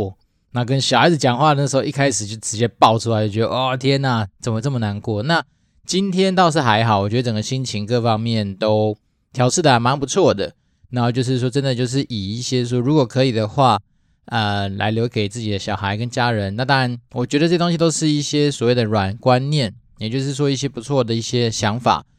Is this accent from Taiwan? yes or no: yes; Taiwan; 我自己是因为毕竟都是在台湾土生土长的土鸡